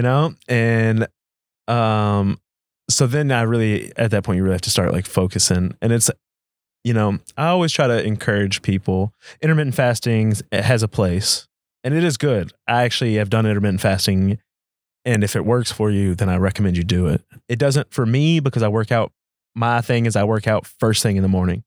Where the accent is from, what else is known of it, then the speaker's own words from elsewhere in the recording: United States; as American citizens